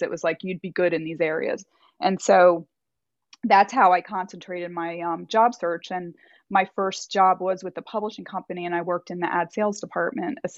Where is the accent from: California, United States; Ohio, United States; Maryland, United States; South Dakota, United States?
Maryland, United States; moved away; also born or lived in Delaware / Virginia; I'm from Maryland originally, but my family lived in Delaware